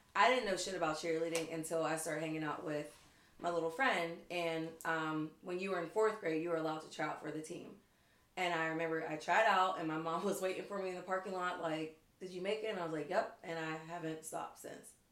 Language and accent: English; McKeesport, Pennsylvania, United States; I am from McKeesport